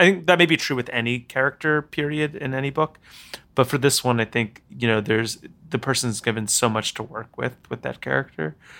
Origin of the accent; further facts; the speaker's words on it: New York City, New York, United States; I grew up here in New York, but I went to boarding school